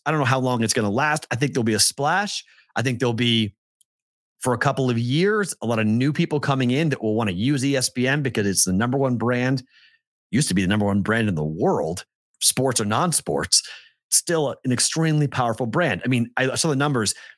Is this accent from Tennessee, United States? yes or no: no; North Shore of Boston, Massachusetts, United States; I'm from the North Shore